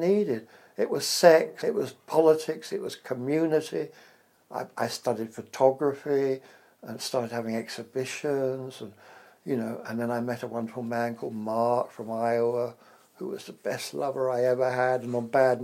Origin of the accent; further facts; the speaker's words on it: England, United Kingdom; accent: English; moved away as an adult; also born or lived in America; he liked my accent. An English accent